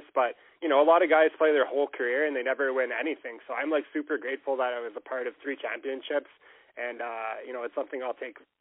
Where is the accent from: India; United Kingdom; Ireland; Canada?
Canada; moved away; I played competitive hockey growing up in Canada.